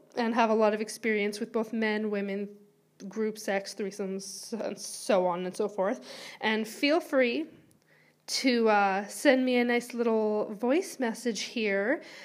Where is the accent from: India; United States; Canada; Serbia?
Canada; Vancouver, British Columbia; moved away as an adult; now in Wales, United Kingdom; I am originally from Vancouver, B C, Canada